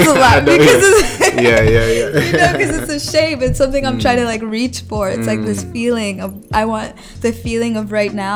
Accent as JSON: {"language": "English", "region": "Colorado", "country": "United States", "moved": "yes", "said": "when I was home in Colorado this last time"}